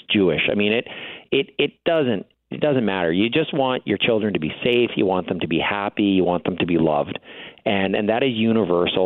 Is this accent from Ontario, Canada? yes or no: no; Winnipeg, Manitoba, Canada; I grew up in Charleswood